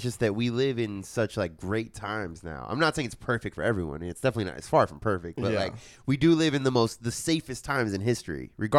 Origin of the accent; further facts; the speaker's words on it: San Francisco, California, United States; I grew up in San Francisco in the 80s and 90s and 2000